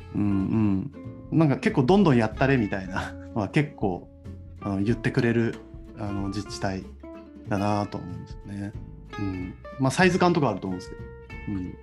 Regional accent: Kamiichi, Toyama, Japan; now in Saitama, Japan; 埼玉に住んでいて上市町出身なんです

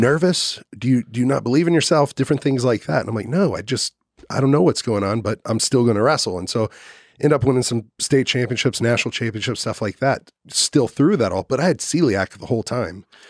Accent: Dallas, Texas, United States; now in Austin, United States; I grew up in Dallas, Fort Worth

